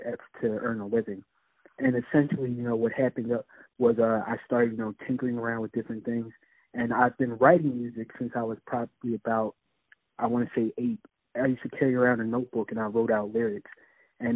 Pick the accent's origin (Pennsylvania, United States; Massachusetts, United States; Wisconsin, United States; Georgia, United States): Pennsylvania, United States; Philadelphia; I'm from Philadelphia, born and raised